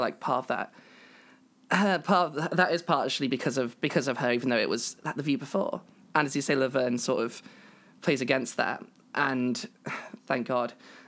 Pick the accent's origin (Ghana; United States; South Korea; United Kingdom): United Kingdom; I am British.